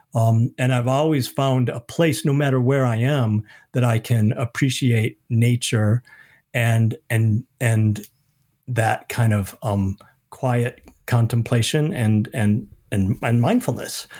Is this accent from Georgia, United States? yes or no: no; Michigan, United States; moved away as an adult; also born or lived in Minnesota; now in New Zealand; I grew up in Michigan. We'd moved to Minnesota